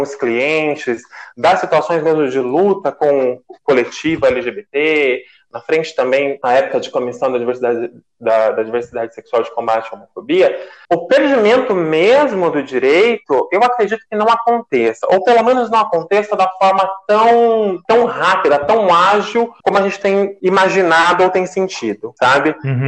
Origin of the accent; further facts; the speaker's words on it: Mogi Mirim, São Paulo, Brazil; sou da cidade de Mojimirim